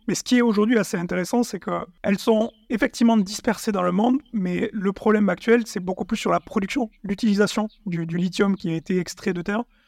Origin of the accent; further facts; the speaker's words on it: Sidobre, Tarn, Occitania, France; dans le Sidobre du Natal, de là d'où je viens, dans le Tarn